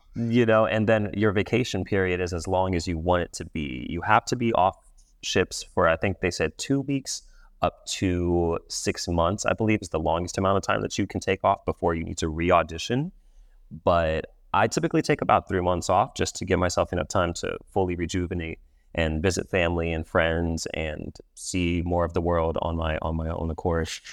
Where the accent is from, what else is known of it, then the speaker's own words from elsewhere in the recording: Los Angeles, California, United States; also born or lived in East Coast, United States; I grew up in Los Angeles for the most part. I was born on the East Coast, traveled around the East Coast a little bit, but ended up in Los Angeles when I was seven years old, and I've been there all of my life ever since.